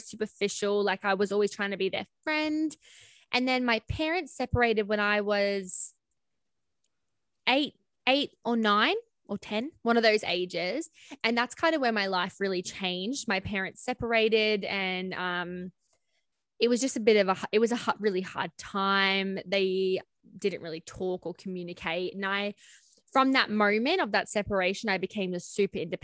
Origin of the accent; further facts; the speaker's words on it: Cairns, Queensland, Australia; I grew up in Cairns in Queensland with my parents.